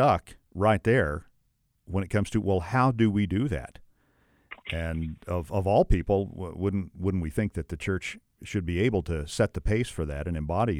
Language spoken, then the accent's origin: English; United States; as an American